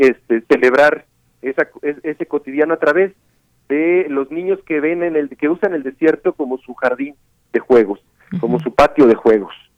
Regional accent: Mexico; yo no soy de la Ciudad de México

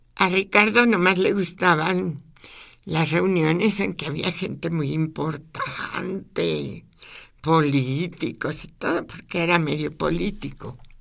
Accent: Zacatecas, Mexico; moved away; mi abuela, mis tías, la vida en Zacatecas

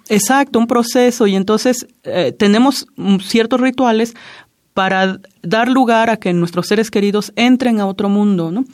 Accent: Juchitán, Oaxaca, Mexico; first language Zapotec; Spanish is a second language; nací en Juchitán, Oaxaca

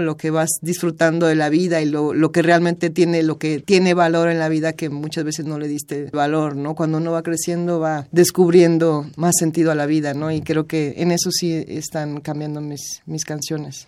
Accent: Mexico; moved away as an adult; also born or lived in Los Angeles / Spain; la misma nostalgia de mi tierra

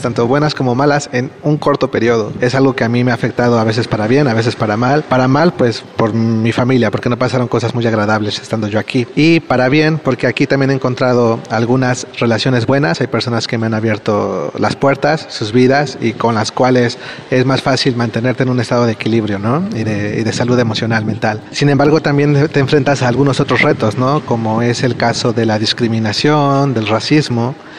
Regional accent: Mexico; moved away as an adult; now in Spain; soy mexicano y llevo aproximadamente tres años y medio viviendo en España

